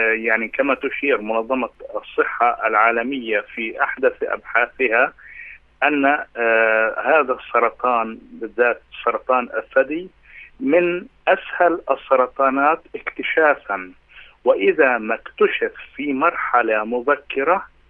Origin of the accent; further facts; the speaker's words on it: Palestine; عندنا في فلسطين